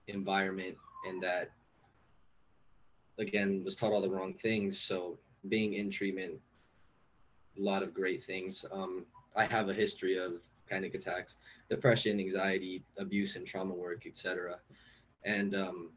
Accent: Los Angeles, California, United States; I'm from East LA.

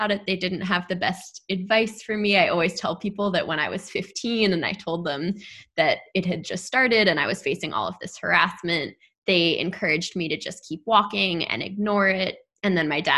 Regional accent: New York City, New York, United States; growing up in New York City

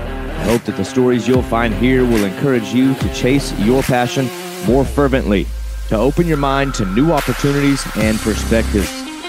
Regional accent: Arkansas, United States; now in Florida, United States; I came all the way from Arkansas, like middle of the country, no salt water

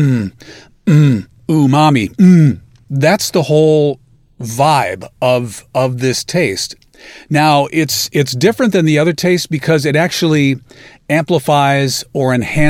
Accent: Illinois, United States; moved away as an adult; also born or lived in Chicago, Illinois; now in Alabaster, Alabama, United States; I'm from Illinois

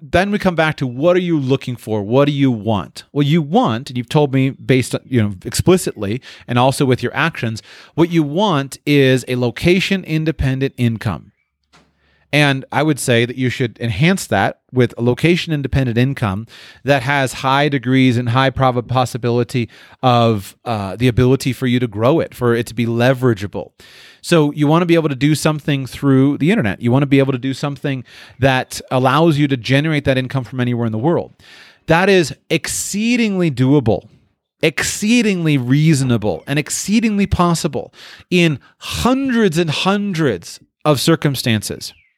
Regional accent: Florida, United States; moved away; I was from Florida

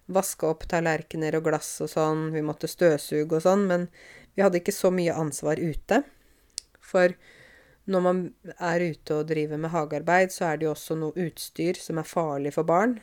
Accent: Åmot, Norway; moved away; jeg vokste opp i Åmot. Jeg vokste opp på landet

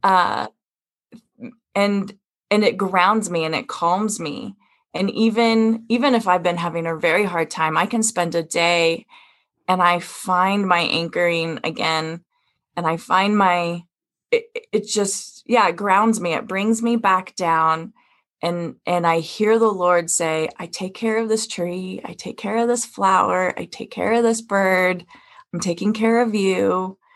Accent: Wyoming, United States; I come from Wyoming

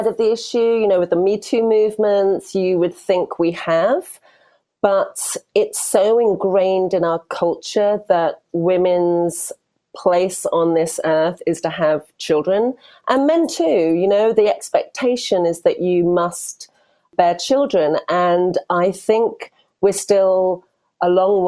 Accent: United Kingdom; accent: British; also born or lived in Europe; now in United States; probably you can tell by my accent. I'm also British, but I'm based here in America

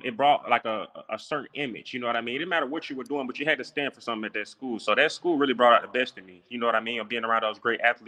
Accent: Atlanta, Georgia, United States; I played high school ball in Atlanta, Georgia. I'm from Atlanta, Georgia, at Westlake High School.

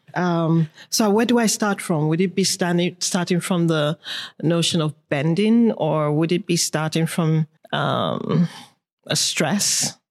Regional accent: Lagos, Nigeria; born or raised there; moved away; also born or lived in Kano, Nigeria / Paris, France

